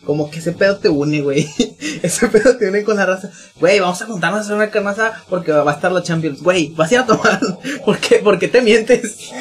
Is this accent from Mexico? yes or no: yes; northern Mexico, Mexico; accent: norteño; mi acento norteño